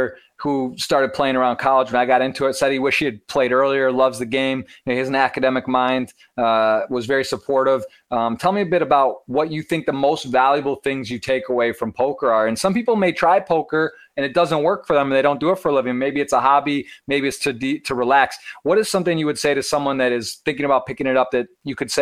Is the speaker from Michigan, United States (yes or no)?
yes; Ann Arbor, Michigan, United States; I'm from Ann Arbor, Michigan, born and raised